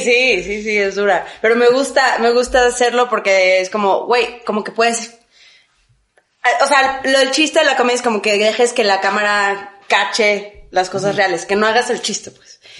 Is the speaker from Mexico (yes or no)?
yes; Mexico; mi sangre es este, muy muy, muy normal, o sea, es española e indígena, o sea, como cualquier mexicano